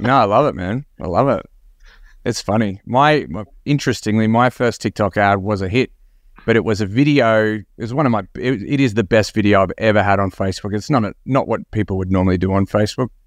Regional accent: Australia; Another fellow Aussie

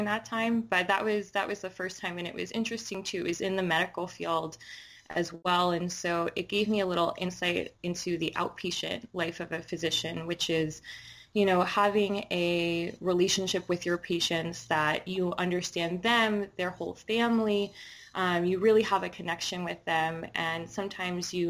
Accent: New York City, New York, United States; I grew up in Inwood, Washington Heights

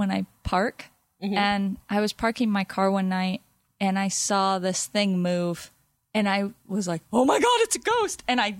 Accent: Topanga, California, United States; I'm from Topanga

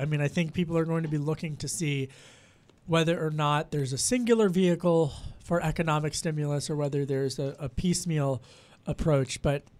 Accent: Pennsylvania, United States; So I'm from Delco, in case you haven't heard me talk about it.

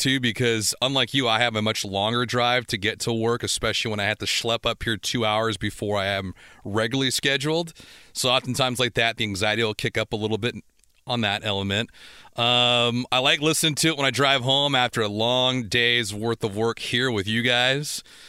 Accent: San Pedro, California, United States; being from San Pedro

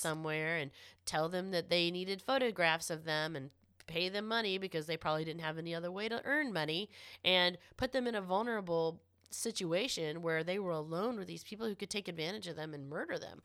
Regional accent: Florida, United States; I am from Florida

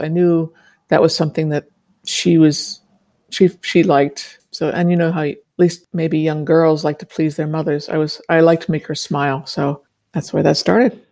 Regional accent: Washington, District of Columbia, United States; I grew up in Washington, D C

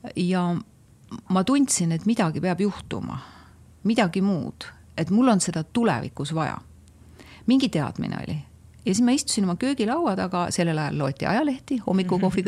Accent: Tammiku, Estonia; ma olen väikesest Tammiku külast, ma olen maatüdruk

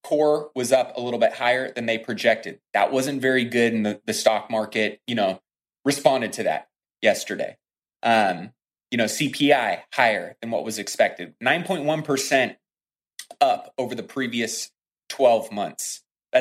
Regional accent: United States; we as the American people

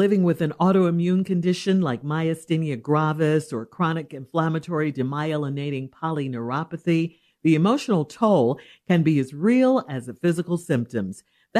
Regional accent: Chicago, Illinois, United States; growing up in Chicago.

